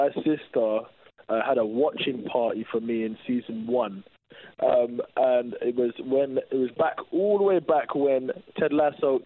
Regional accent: England, United Kingdom; as an English person

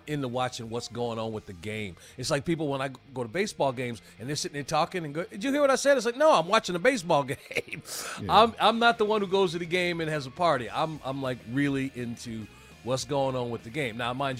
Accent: Georgia, United States; you're assuming I'm coming from Georgia, like I don't you know, I had a team in the Super Bowl

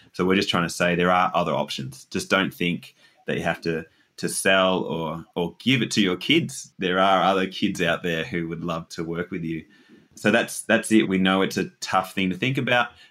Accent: Dingee, Victoria, Australia; I grew up in Dinghy, or just outside Dinghy. The area was actually Pompapeel

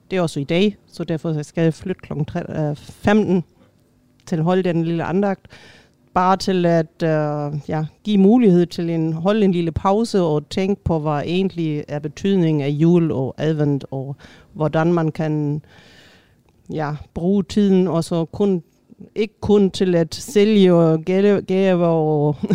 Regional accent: Tønder, Southern Denmark, Denmark; Jeg er fra Tønder i.

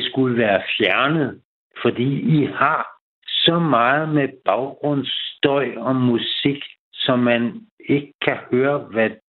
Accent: Denmark; vi er danskere, og vi vil gerne høre dansk på vores radio.

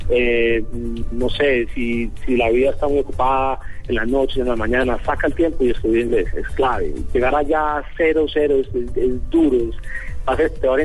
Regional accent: Colombia; como yo pienso que como muchos colombianos cuando nos vamos siempre como que queremos volver, ¿no?

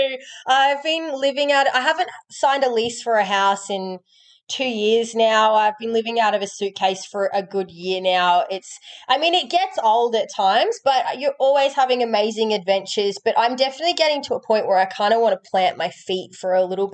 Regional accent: Melbourne, Victoria, Australia; moved away; also born or lived in Whitsundays, Queensland / Gold Coast, Queensland; So, I'm from Melbourne in Australia

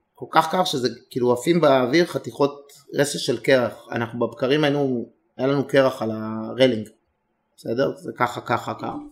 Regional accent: Israel; אנחנו שלושה ישראלים

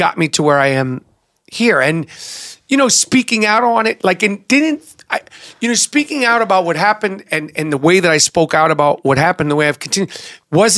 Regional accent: New York, United States; born or raised there

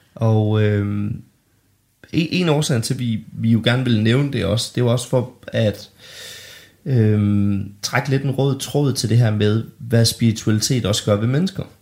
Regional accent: Denmark; mig og min lillebror David øh, boede hjemme i Bollerslev

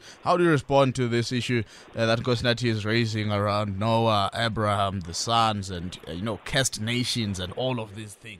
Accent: South Africa; as a South African

